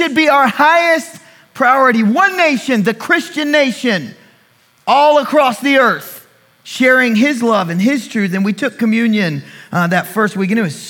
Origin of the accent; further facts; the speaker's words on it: United States; I am an American